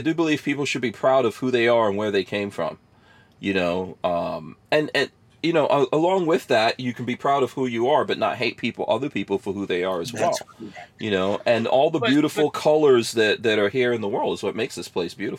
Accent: New York, United States; I grew up in New York, right? Just in the hood

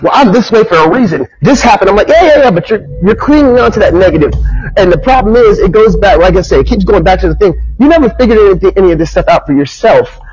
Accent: United States; growing up as an American teenager

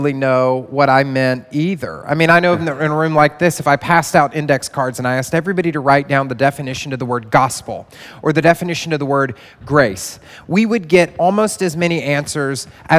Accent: the Bible Belt, United States; moved away as an adult; now in New York City, United States; I grew up in the Bible Belt

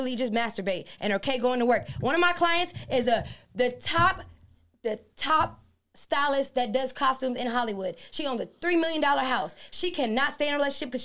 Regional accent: Freeport, Grand Bahama, Bahamas; moved away; Freeport, Grand Bahama

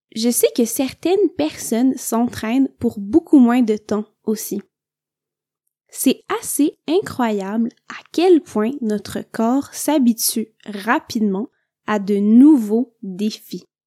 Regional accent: Quebec, Canada; je viens du Québec

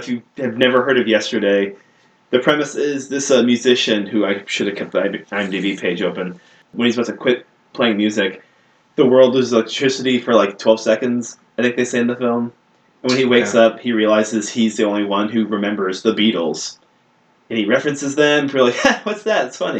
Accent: Virginia, United States; moved away; I grew up in Virginia, so I've seen Sam Adams my whole life.

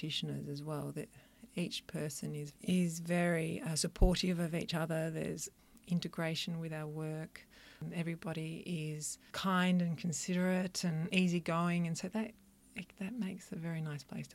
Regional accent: country Victoria, Australia; now in Melbourne, Australia; I grew up in country Victoria

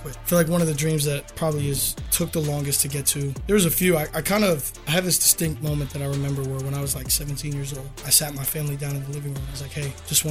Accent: Florida, United States; I'm from Florida

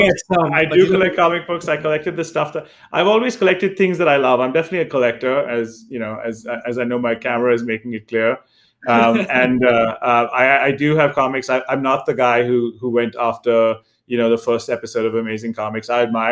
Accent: India; now in United States; And then again, as Paul mentioned, I came from India, and over the years, you know, early on, you would get newer phones in Asia, right?

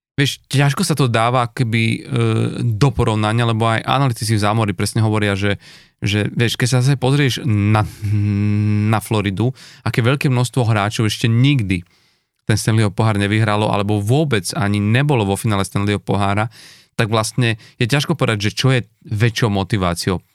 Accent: eastern Slovakia, Slovakia; U nás na východe sa hovorí, že, to, že ide, ideš mi za družbu

